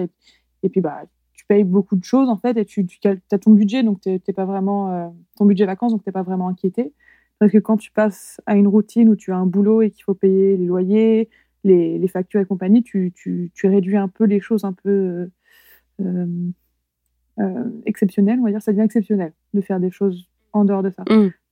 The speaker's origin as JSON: {"language": "French", "area": "Loir-et-Cher", "region": "Centre-Val de Loire", "country": "France", "tie": "born or raised there", "also_born_or_lived": "Paris", "moved": "yes", "lives_now": "Queenstown, New Zealand", "said": "j'ai grandi dans le Loir-et-Cher"}